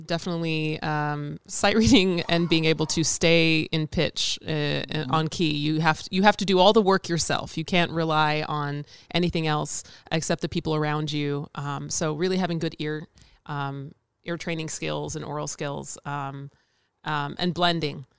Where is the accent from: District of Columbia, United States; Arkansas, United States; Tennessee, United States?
Tennessee, United States; Nashville; moved away as an adult; now in Chicago, United States; I'm originally from Nashville, Tennessee.